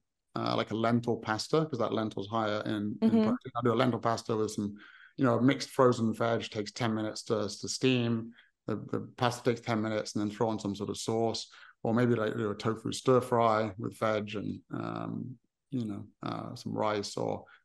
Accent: England, United Kingdom; I'm from England

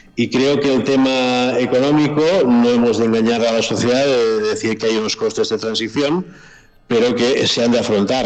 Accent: Spain; yo soy de origen español, ah, mi cultura ha sido castellana de nacimiento

